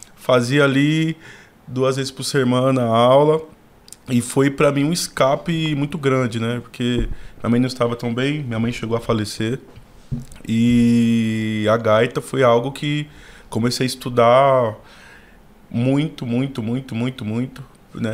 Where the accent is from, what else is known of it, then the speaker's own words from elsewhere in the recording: São Paulo, Brazil; Nascido e criado na Zona Sul, ali na Emboimirim, Figueira Grande